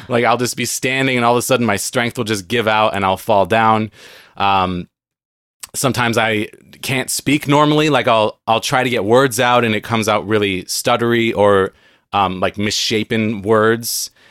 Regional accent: San Diego, California, United States; moved away as an adult; now in Seattle, United States; I grew up in San Diego. I now live in Seattle

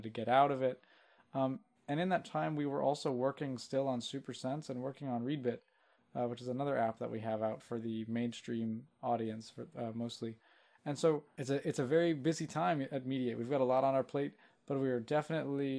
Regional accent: Louisville, Kentucky, United States; I'm from Louisville, Kentucky, and there's a venue called the Palace Theater here

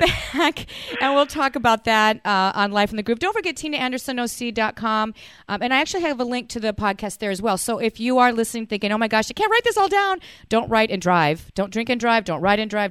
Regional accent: Fort Worth, Texas, United States; I'm from Fort Worth

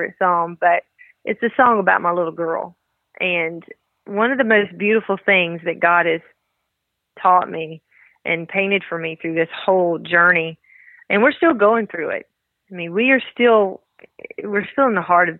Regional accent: the South, United States; accent: southern; as you can tell from my southern accent, I have a little country in me as well.

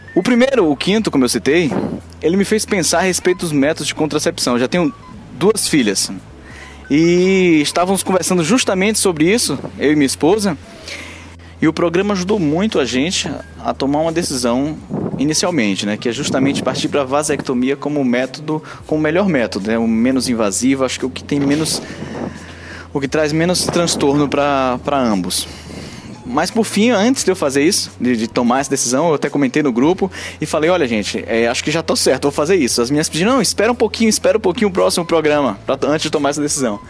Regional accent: Salvador, Bahia, Brazil; now in Aracaju, Brazil; eu sou de Salvador, moro em Aracaju

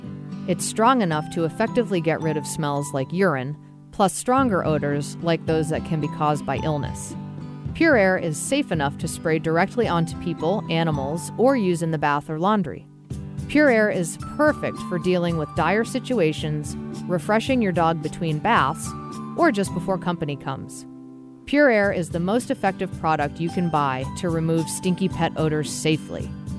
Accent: New England, United States; now in Seattle, United States; And I'm from New England.

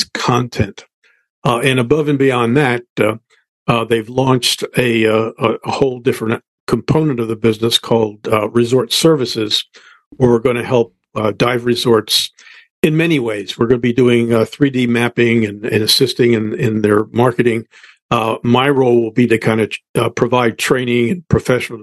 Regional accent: United States; I grew up on the Chesapeake Bay

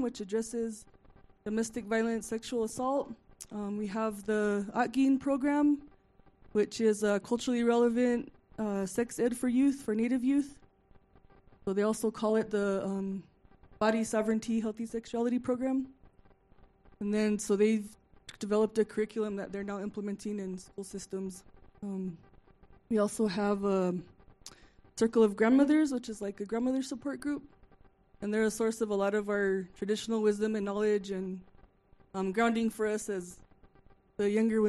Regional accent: Santa Clara Pueblo, New Mexico, United States; I'm from Santa Clara Pueblo, down in the valley

